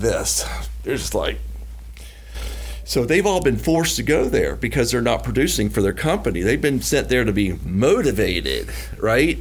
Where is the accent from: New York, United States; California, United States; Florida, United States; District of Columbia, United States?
Florida, United States; Gainesville; I'm from Gainesville, Florida